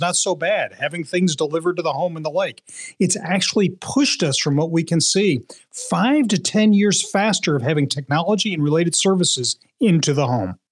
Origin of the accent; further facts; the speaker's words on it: Philadelphia, Pennsylvania, United States; now in New England, United States; you may be able to hear this in my, uh, my accent, uh, that even though I'm a proud New Englander now, I grew up in Philadelphia.